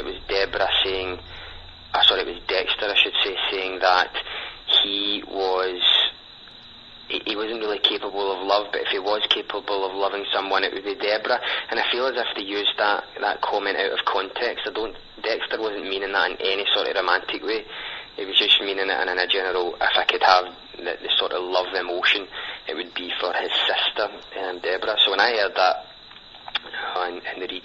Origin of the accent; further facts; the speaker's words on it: Scotland, United Kingdom; accent: thick accent; from Scotland.